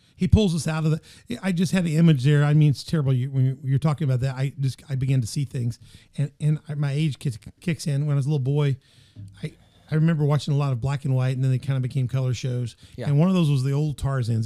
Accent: Memphis, Tennessee, United States; moved away; my hometown. You know, I grew up in Memphis

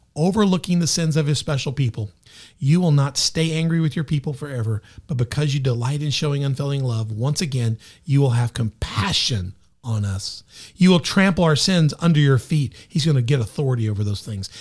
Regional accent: Memphis, Tennessee, United States; also born or lived in Southern Illinois; now in Carbondale, Illinois, United States; I'm from Memphis.

